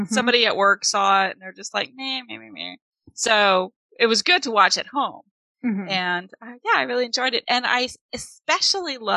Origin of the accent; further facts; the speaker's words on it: Kansas City, Missouri, United States; a documentary from my hometown called Transhood